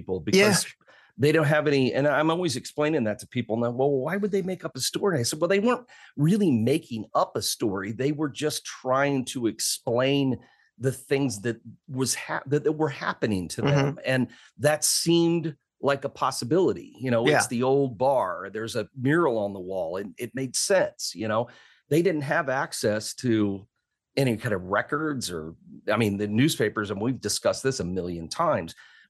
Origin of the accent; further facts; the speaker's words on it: Decatur, Illinois, United States; I grew up in Decatur. That's bad.